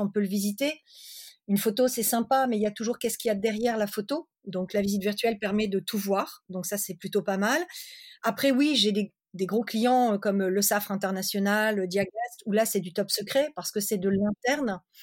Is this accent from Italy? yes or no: no; Lille, Hauts-de-France, France; also born or lived in Pévèle; je suis originaire de Lille, de la métropole lilloise, j'habite dans la Pévelle